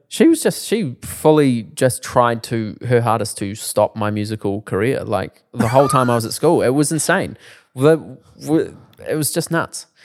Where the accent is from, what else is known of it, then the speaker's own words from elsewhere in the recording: Timaru, Canterbury, New Zealand; I'm from Timaru